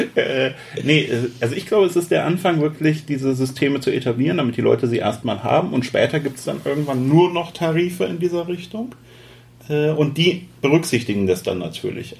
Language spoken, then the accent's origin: German; Hesse, Germany; ich komme ja aus Hessen